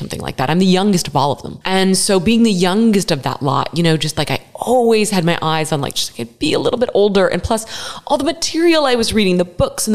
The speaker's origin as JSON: {"language": "English", "town": "Dallas", "region": "Texas", "country": "United States", "tie": "born or raised there", "also_born_or_lived": "Philadelphia area, Pennsylvania", "said": "I was born in the Philadelphia area. My family was from the East Coast, but my dad got transferred to Dallas, this new city on the rise, Dallas, Texas, in 1978."}